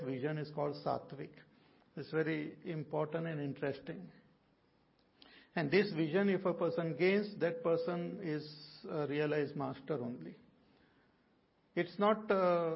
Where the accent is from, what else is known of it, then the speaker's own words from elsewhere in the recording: India; all of us are Indian.